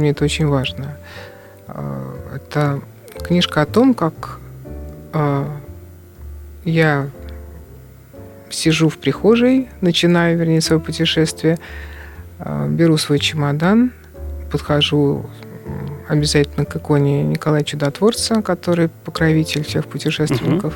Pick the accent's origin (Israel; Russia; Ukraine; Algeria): Russia; я из России